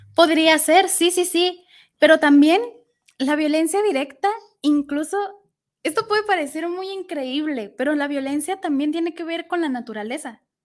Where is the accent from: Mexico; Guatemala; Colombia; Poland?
Mexico; como sociedad mexicana